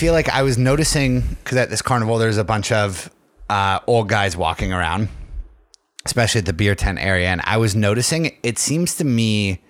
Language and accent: English; New York City, New York, United States; He's like, well, where are you from? And I was like, New York City.